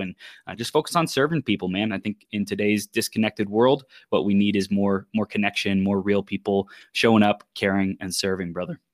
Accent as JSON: {"language": "English", "town": "Chino", "region": "California", "country": "United States", "tie": "born or raised there", "said": "I was born in Southern California. And I grew up in, in Chino, in the Inland Empire"}